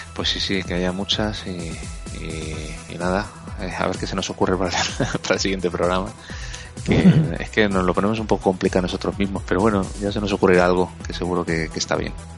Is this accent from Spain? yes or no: yes; Spain; somos todos los españoles que estamos ahí votando